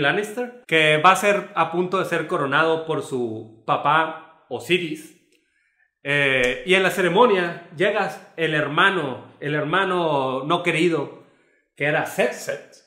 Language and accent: Spanish; Mexico; como mexicanos estamos